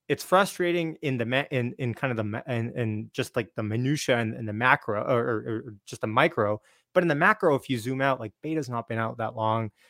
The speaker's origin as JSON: {"language": "English", "country": "Canada", "said": "I'm Canadian"}